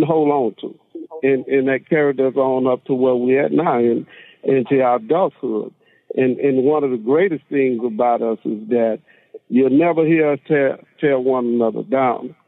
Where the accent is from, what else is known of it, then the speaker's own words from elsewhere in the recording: Monroe, Louisiana, United States; I'm from Monroe, Louisiana hometown. Uh, grew up same neighborhood, same school